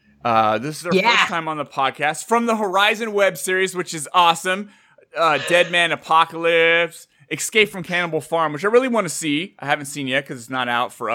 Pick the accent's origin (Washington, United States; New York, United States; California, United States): California, United States; I am from California, where everybody takes everything for granted.